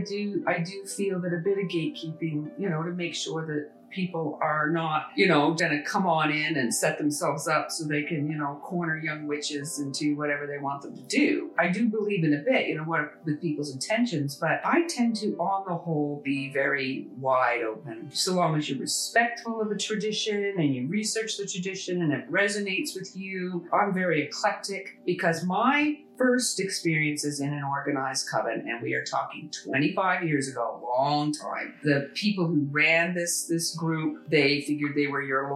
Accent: Canada; I'm a Canadian. My family came here, you know, a long time ago.

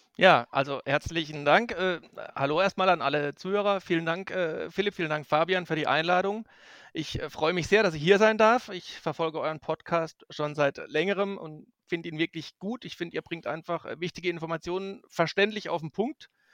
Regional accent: Black Forest, Baden-Württemberg, Germany; moved away as an adult; now in Magdeburg, Germany; ich stamme aus dem Schwarzwald, aus dem Südwesten der Republik, aus einem kleinen Nebenerwerbsbetrieb

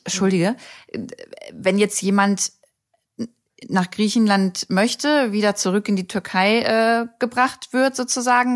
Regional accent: Germany; hier bei uns in Deutschland

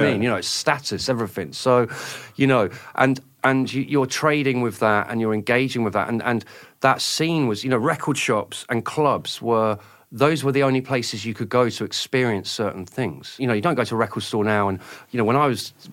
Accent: Oxford, South East England, United Kingdom; I was from Oxford. I didn't grow up in London

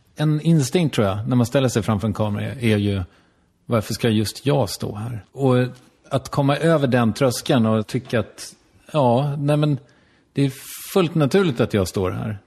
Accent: Strängnäs, Södermanland, Sweden; moved away; min gamla, där jag kommer ifrån.

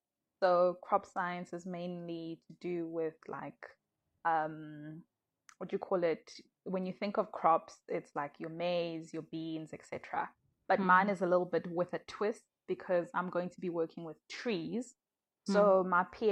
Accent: Malawi; now in South Africa; I am originally from Malawi, but I'm currently based in South Africa.

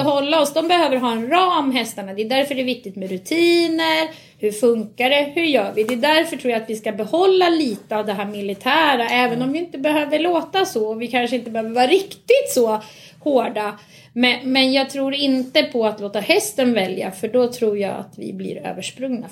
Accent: Nynäshamn, Stockholm County, Sweden; also born or lived in Ösmo; Då bodde jag här i Nynäshamn. Okay. Så jag är faktiskt uppväxt från början på Nynäshamns ridklubb

